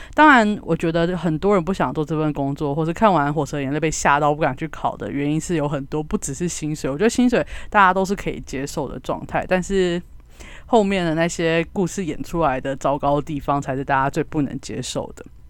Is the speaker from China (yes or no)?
no; Kaohsiung, Taiwan; 因为我是高雄人，所以我经历过八一气爆